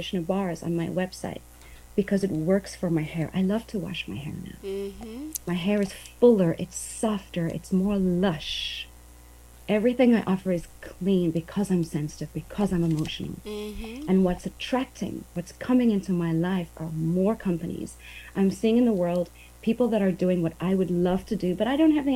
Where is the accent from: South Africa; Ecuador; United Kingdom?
South Africa; moved away as an adult; also born or lived in Asia; now in Brownsville, United States; I grew up on the beach. I'm from South Africa